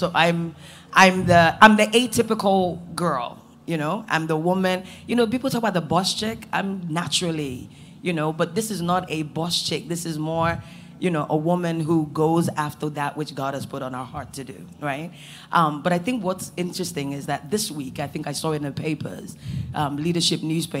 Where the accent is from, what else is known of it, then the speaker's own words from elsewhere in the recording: United States; I think one of the biggest things for me was not growing up in Nigeria, right?